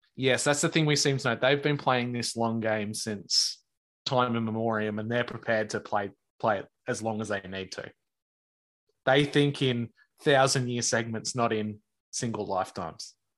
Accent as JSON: {"language": "English", "country": "Australia", "said": "a small time Aussie guy that's on the other side of the world"}